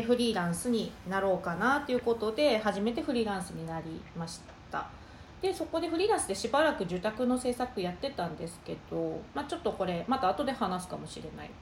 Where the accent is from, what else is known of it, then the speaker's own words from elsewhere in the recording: Tokushima, Japan; moved away as an adult; also born or lived in Tokyo / San Francisco; もともと東京の大学に、徳島県の土井長から、えー、東京の大学に出てきまして